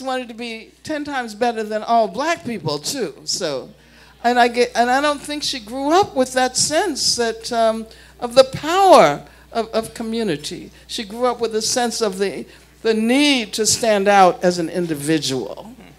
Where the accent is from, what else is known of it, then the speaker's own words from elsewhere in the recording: Birmingham, Alabama, United States; growing up in Birmingham